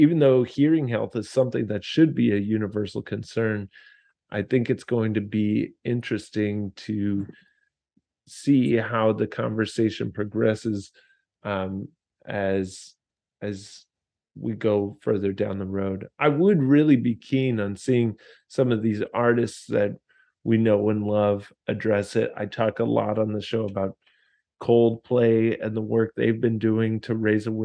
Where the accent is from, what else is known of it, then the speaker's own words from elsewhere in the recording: United States; I was American